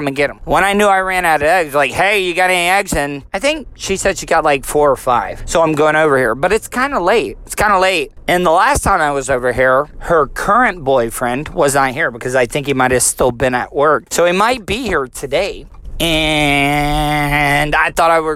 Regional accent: the South, United States; us Southern people

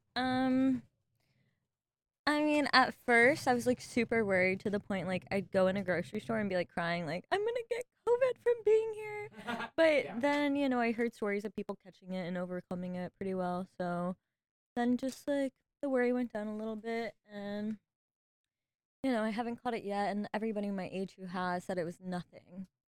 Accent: Sarasota County, Florida, United States; now in Ocala, United States; I grew up down in Sarasota County

